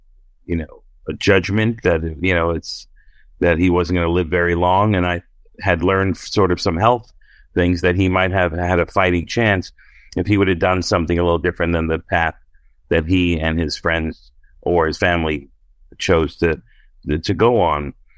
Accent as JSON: {"language": "English", "town": "Brooklyn", "region": "New York", "country": "United States", "said": "And I'm like, oh yeah, I'm from Brooklyn."}